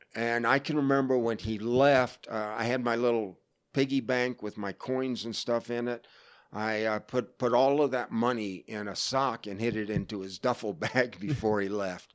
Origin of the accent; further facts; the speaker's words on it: Florida, United States; moved away; I grew up in Florida